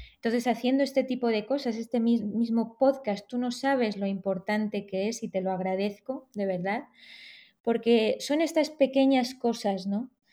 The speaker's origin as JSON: {"language": "Spanish", "country": "Spain", "tie": "born or raised there", "also_born_or_lived": "Tehran, Iran", "said": "yo nací en Teherán, pero con cuatro o cinco meses, cuando era eh, bebé, mis padres decidieron venir a España entonces me he criado aquí"}